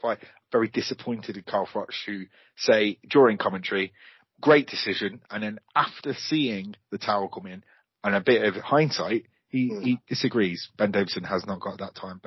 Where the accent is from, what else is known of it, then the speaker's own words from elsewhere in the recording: Coventry, West Midlands, United Kingdom; I'm from Coventry